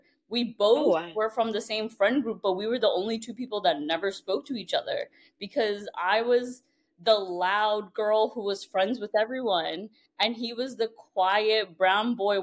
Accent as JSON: {"language": "English", "town": "New York City", "region": "New York", "country": "United States", "tie": "born or raised there", "moved": "as an adult", "said": "I grew up in Brooklyn"}